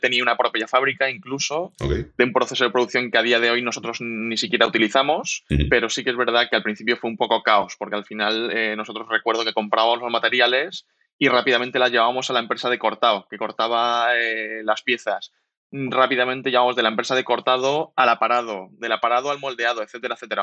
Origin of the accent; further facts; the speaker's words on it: Alicante, Valencian Community, Spain; moved away as an adult; now in Valencia, Spain; somos alicantinos los tres, por eso nos metimos en calzado y hace tres años aproximadamente estamos viviendo en Valencia